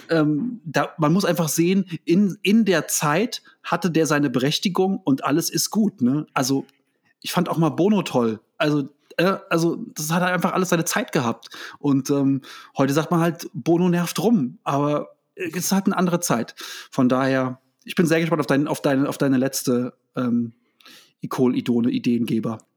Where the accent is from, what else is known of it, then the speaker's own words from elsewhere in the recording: Germany; ich bin gefragt worden, wo ich herkomme, und habe gesagt, oh, Deutschland